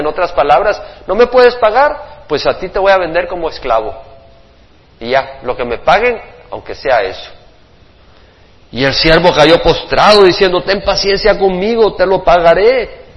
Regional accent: El Salvador; toda la religiosidad de mi país

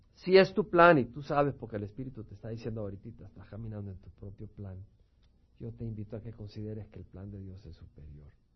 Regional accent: El Salvador; moved away; Los que venimos del Salvador

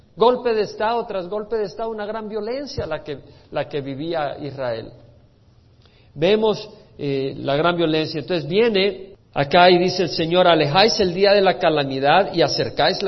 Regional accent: El Salvador; creciendo en El Salvador

